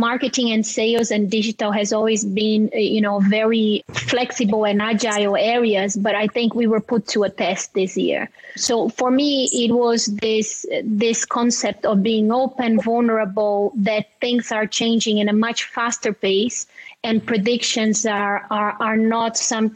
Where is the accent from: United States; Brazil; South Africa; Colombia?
Brazil; my fellow Brazilian, so I'm from Brazil